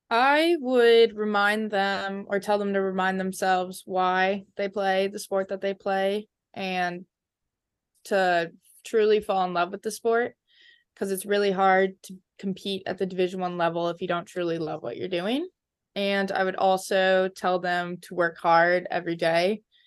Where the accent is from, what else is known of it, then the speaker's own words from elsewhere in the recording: Edina, Minnesota, United States; moved away as an adult; now in Princeton, United States; I'm very proud to be from there